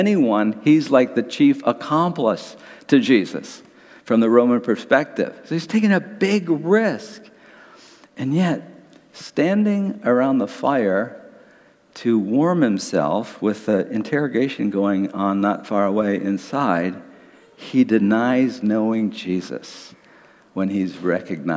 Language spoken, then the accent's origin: English; Detroit, Michigan, United States; I grew up in Detroit in the 1950s and 1960s